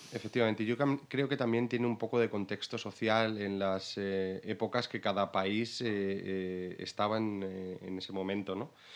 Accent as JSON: {"language": "Spanish", "town": "Salamanca", "region": "Castile and León", "country": "Spain", "also_born_or_lived": "Brighton", "moved": "as an adult", "lives_now": "London, United Kingdom", "said": "vengo de Salamanca pero ahora mismo estoy viviendo en Londres"}